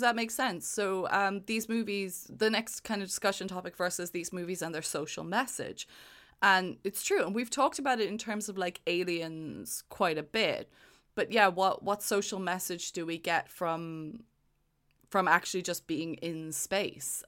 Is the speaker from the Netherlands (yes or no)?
no; Ireland; now in United Kingdom; Ireland is my home. I live in the U K, but it's, Ireland is my home. I am Irish.